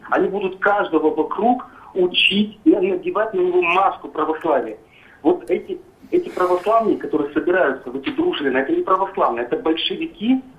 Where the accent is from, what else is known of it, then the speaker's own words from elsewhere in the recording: Moscow, Russia; я сам русский, москвич. Жена у меня чеченка, мусульманка.